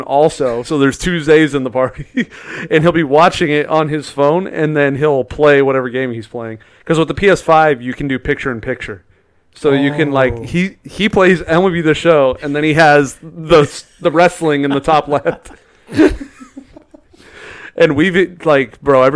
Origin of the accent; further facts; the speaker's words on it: California, United States; we're all from California.